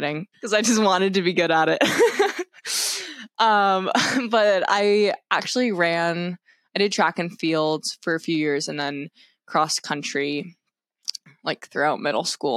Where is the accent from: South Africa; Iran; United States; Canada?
United States; Concord, Massachusetts; I'm 2C of the Women's Eight. I'm from Concord, Massachusetts